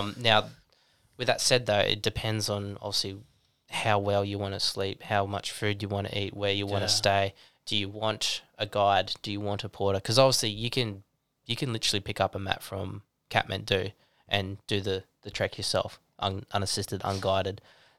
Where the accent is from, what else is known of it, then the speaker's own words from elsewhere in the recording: Newcastle, New South Wales, Australia; I flew down to Sydney, met up with the boys there again because we're from Newcastle.